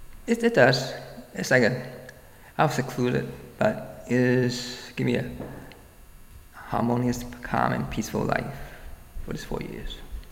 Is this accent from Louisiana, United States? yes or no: no; Brooklyn, New York, United States; Well, I think part of my growing up in Brooklyn is to see that also that, you know, I guess, well, I guess not, because I myself just kind of go to school in Brooklyn Borough